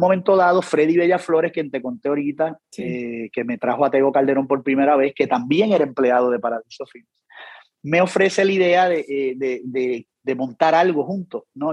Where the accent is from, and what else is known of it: Puerto Rico